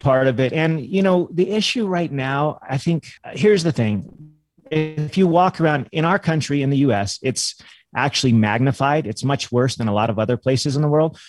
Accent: California, United States; I grew up in California

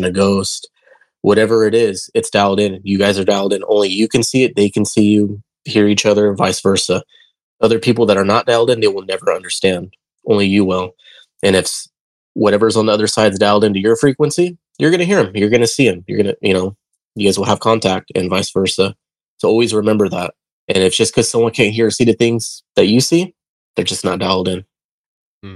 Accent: Modesto, California, United States; I'm from Modesto, California. I lived in the South Side back then

